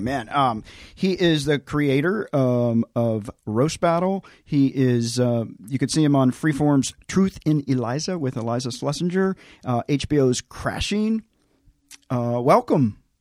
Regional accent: Tennessee, United States; I grew up in Tennessee

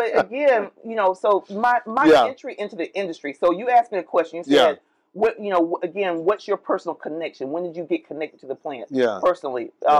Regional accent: Oviedo, Florida, United States; I was born in Florida.

